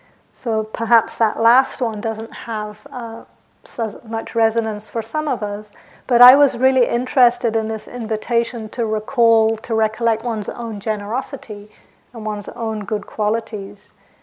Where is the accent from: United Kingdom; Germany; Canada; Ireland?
United Kingdom; England; also born or lived in New Zealand; So I grew up in England and New Zealand, and in those countries there's this idea that you shouldn't blow your own trumpet.